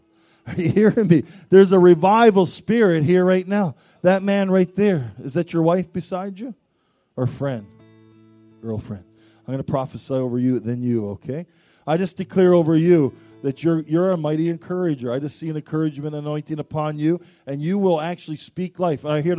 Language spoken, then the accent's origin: English; Canada; I am Canadian. I love being Canadian. I love my nation